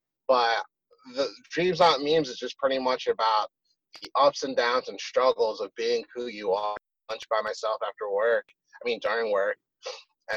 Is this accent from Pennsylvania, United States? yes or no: yes; Philadelphia, Pennsylvania, United States; growing up in Philly was a fucking whirlwind, to say the least.